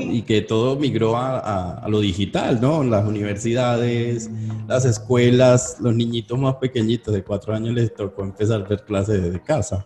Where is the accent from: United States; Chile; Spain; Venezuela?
Venezuela; now in Colombia; Yo, yo soy extranjero y vivo en Colombia. Y ¿De dónde? soy de Venezuela.